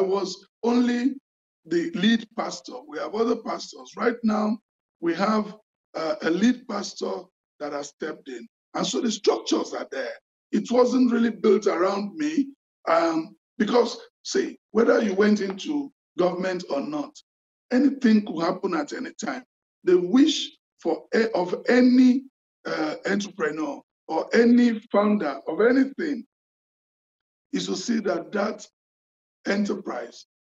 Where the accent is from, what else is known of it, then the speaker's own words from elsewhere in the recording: Lagos, Nigeria; also born or lived in western Nigeria; I grew up in Lagos and partly in the West